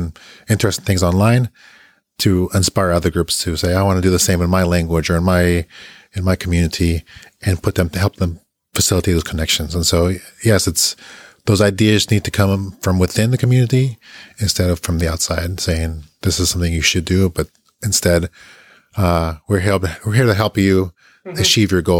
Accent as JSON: {"language": "English", "country": "Bolivia", "said": "I'm someone coming from Latin America, especially Bolivia"}